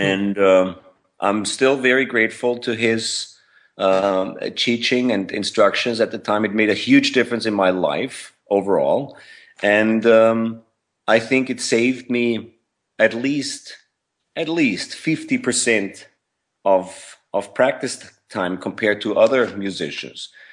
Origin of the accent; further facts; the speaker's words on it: Vienna, Austria; moved away as an adult; I was born in Vienna, Austria. And, uh, grew up in Vienna, Austria